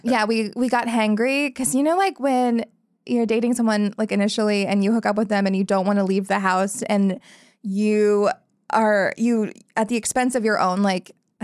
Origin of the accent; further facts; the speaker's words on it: Black Mountain, North Carolina, United States; moved away as an adult; now in Los Angeles, United States; I'm originally from Black Mountain